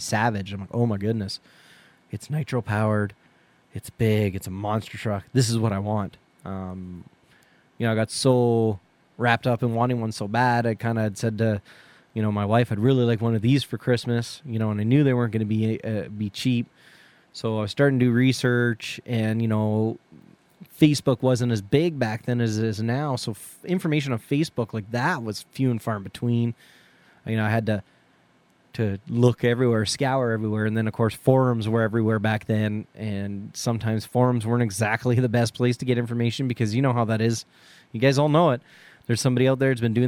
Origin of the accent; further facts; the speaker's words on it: Canada; being Canadian